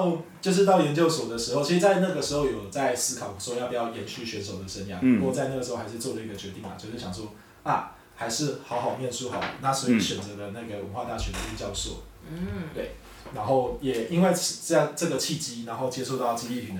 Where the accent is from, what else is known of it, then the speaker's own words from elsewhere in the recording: Taichung, Taiwan; 我是来自中二选区的巨人教练。